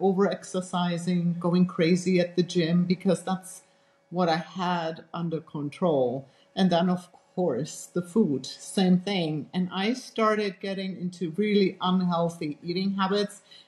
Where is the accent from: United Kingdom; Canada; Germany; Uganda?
Germany; English is a second language; moved away as an adult; also born or lived in United States; I grew up actually in Europe, in Germany, and I had a very protected childhood. And grew up in a very small town